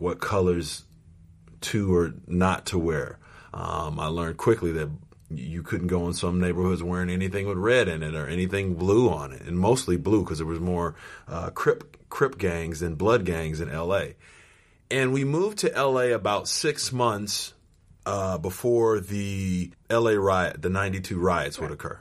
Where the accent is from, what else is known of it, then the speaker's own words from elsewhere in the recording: Los Angeles, California, United States; I had basically moved from uh, suburbia to here